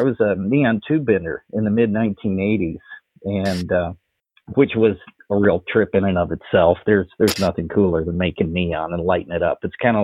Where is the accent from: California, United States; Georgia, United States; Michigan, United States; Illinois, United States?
Michigan, United States; Detroit; also born or lived in Kansas City, Missouri; my family moved to Detroit when I was 5 years old. I grew up listening to Motown